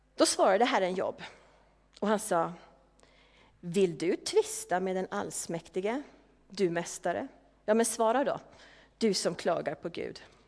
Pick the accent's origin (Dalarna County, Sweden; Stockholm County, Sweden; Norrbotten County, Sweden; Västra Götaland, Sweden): Stockholm County, Sweden; Järfälla; moved away; Järfälla, där jag kommer ifrån